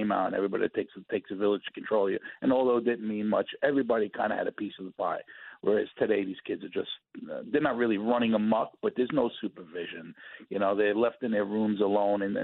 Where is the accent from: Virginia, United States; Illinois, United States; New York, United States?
New York, United States; New York City; as a kid growing up in Brooklyn, I would get whooped by strangers